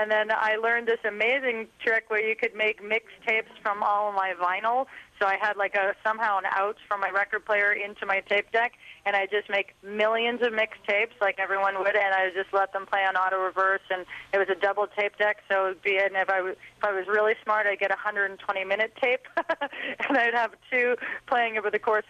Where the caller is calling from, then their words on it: Seattle, Washington, United States; And can you believe I'm calling you from the Grunge Estate of Seattle, Washington